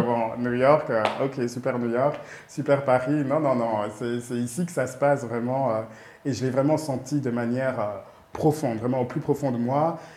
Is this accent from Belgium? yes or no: yes; Brussels, Brussels-Capital Region, Belgium; moved away as an adult; also born or lived in Rwanda; now in Kigali, Rwanda; Je suis né au Rwanda. Mes parents, on a déménagé en Belgique quand j'avais 2 ans. Ouais. Donc, ouais, tout mon parcours, toute ma vie était, à Bruxelles, en Belgique